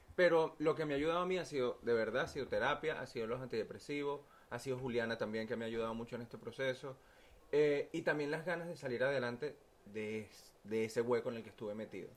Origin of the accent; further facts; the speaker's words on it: Venezuela; moved away; Yo vengo de Venezuela